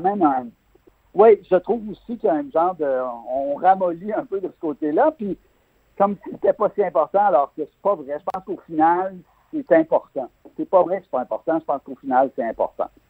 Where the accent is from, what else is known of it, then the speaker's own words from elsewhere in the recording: Quebec, Canada; en tant que Québécois